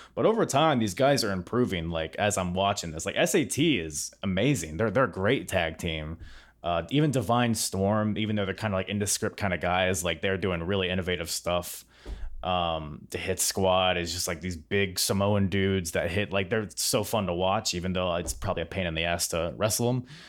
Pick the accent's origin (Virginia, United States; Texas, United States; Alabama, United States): Virginia, United States; Norfolk; I'm from Norfolk, Virginia